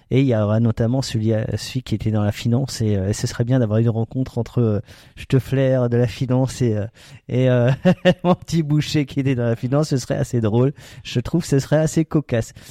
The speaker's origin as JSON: {"language": "French", "region": "Alsace", "country": "France", "said": "on est alsacien."}